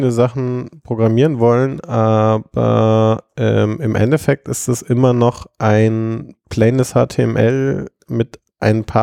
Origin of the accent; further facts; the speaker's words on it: Augsburg, Bavaria, Germany; now in Munich, Germany; ich bin ja ursprünglich aus Augsburg nach München gezogen